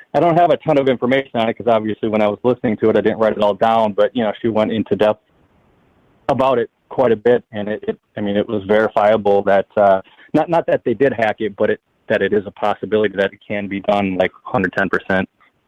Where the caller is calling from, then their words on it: Wisconsin, United States; calling from Wisconsin.